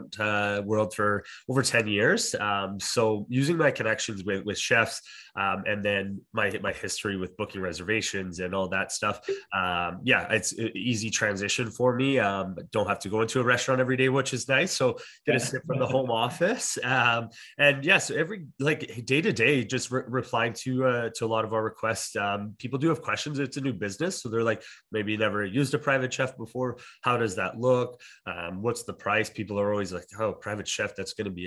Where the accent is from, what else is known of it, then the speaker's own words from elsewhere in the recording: Alberta, Canada; moved away as an adult; also born or lived in Ontario; now in Okanagan, Canada; I'm originally from Ontario and grew up in Alberta and then moved to the Okanagan